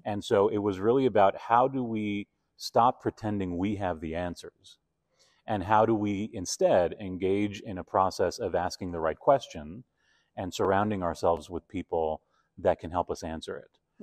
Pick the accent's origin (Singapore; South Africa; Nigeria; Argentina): Argentina; also born or lived in Toronto / New York; now in Calgary, Canada; growing up in Argentina